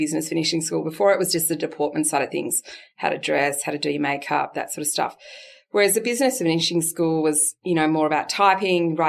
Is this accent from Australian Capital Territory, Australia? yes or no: no; Walgett, New South Wales, Australia; now in Narrabri, Australia; I'm from Walgett